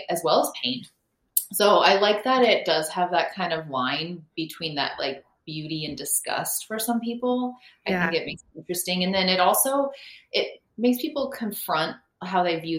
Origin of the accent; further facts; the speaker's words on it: Reno, Nevada, United States; moved away; also born or lived in Seattle; I'm originally from Reno